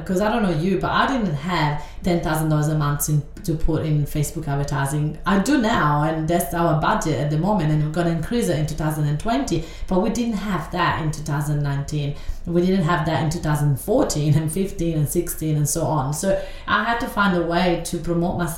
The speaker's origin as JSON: {"language": "English", "country": "Italy", "tie": "born or raised there", "second_language": "English", "moved": "as an adult", "lives_now": "Australia", "said": "I live in Australia right now, but I grew up in Italy, and I've been in Australia only for 12 years."}